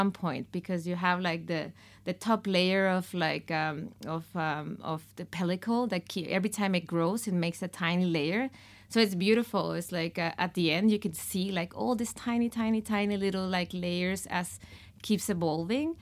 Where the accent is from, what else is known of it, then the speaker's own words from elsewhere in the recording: Mexico; moved away; In Mexico, we have two, uh, last names